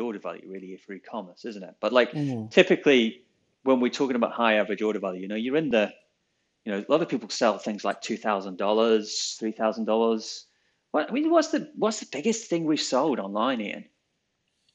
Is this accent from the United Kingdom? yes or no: yes; England, United Kingdom; we're English